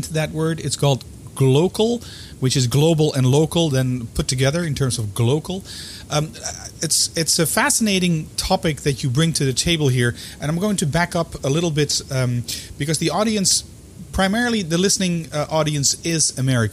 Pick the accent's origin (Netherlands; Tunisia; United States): Netherlands; me being Dutch